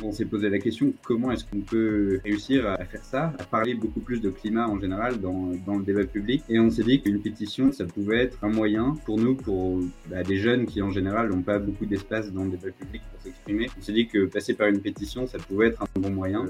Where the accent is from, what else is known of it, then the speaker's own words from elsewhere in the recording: Brittany, France; moved away as an adult; now in Nancy, France; ma région d'origine en Bretagne